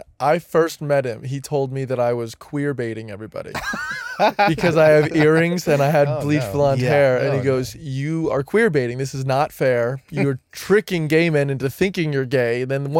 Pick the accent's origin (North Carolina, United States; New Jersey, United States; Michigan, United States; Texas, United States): New Jersey, United States